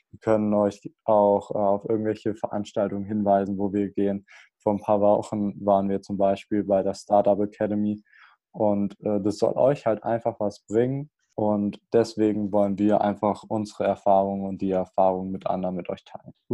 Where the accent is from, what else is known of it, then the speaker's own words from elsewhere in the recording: Hesse, Germany; ich komme aus Hessen, aus so einem kleinen Dörfchen, was wahrscheinlich eh keiner von euch kennt.